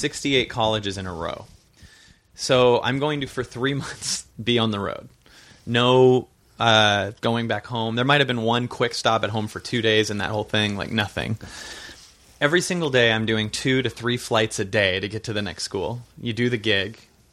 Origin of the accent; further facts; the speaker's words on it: Seattle, Washington, United States; And I'm from Seattle, so there was a lot of me feeling this week.